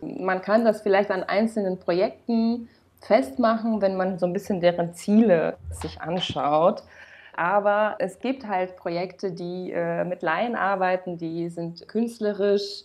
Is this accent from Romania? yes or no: yes; Romania; moved away as an adult; now in Germany; ich bin in Rumänien geboren und aufgewachsen